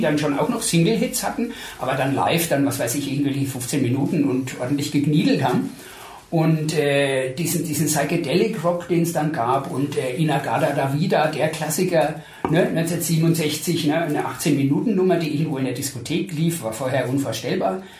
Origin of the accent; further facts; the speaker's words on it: Coburg, Bavaria, Germany; moved away as an adult; also born or lived in Ostheim vor der Rhön; now in Würzburg, Germany; ich habe in Coburg äh, mein Abitur gemacht und bin ah. aber eigentlich gebürtig aus der Rhön